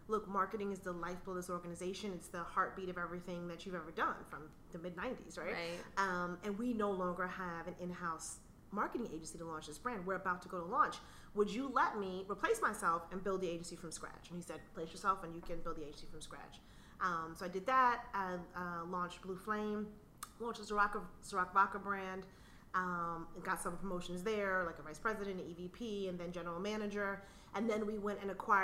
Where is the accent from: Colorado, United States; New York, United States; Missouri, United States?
New York, United States; I grew up in New York